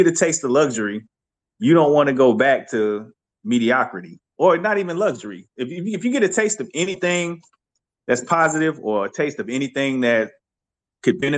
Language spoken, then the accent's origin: English; South Carolina, United States; moved away as an adult; I grew up in South Carolina